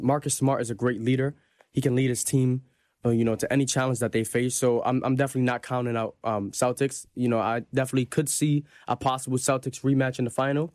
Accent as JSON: {"language": "English", "country": "Jamaica", "said": "I'm Jamaican."}